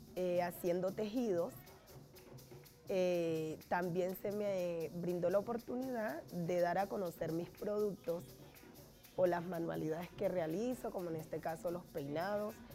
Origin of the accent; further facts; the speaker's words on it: Bahía Solano, Chocó, Colombia; moved away as an adult; now in Bogotá, Colombia; soy nacida en el Chocó, Vallasolano.